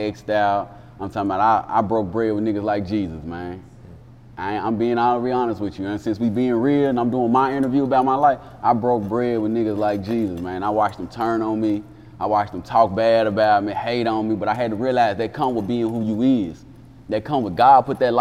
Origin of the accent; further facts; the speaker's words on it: Jackson, Tennessee, United States; also born or lived in Ohio; I'm originally from Ohio, but growing up in Jackson, Tennessee